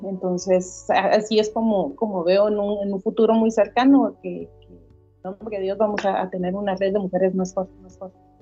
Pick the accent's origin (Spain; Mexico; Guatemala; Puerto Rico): Guatemala; como guatemaltecos